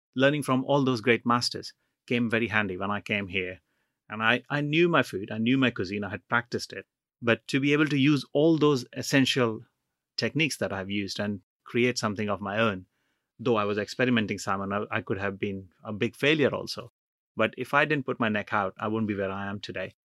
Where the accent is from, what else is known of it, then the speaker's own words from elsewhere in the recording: Jamshedpur, Jharkhand, India; moved away as an adult; also born or lived in Punjab / Chennai / Delhi; now in United Kingdom; my family comes from Punjab, North India, and I grew up in East India in Jamshedpur